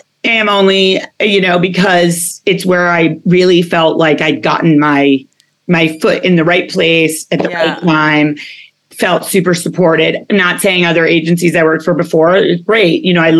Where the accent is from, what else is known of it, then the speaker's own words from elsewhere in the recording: United Kingdom; born there; because I was born in England. I know it doesn't sound like it.